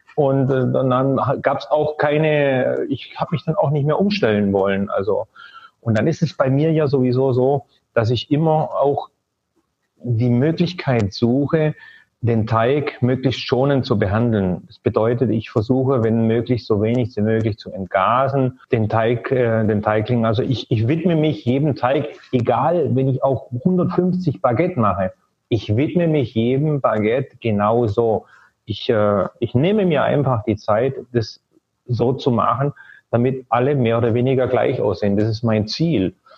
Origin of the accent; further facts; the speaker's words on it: Germany; moved away as an adult; ich bin ja auch in Deutschland groß geworden